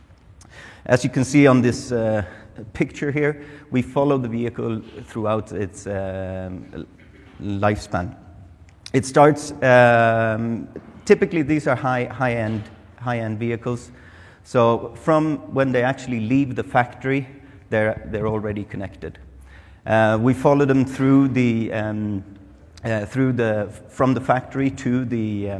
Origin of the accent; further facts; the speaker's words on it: Sweden; moved away; I'm from Sweden, it's really cold, it's wet and it's dark.